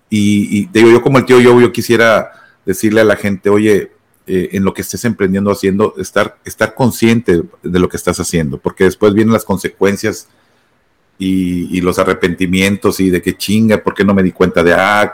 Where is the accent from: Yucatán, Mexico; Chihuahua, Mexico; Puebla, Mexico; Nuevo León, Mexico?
Nuevo León, Mexico; Monterrey; moved away as an adult; now in United States; regresar a Monterrey, a mi pueblo, a mi tierra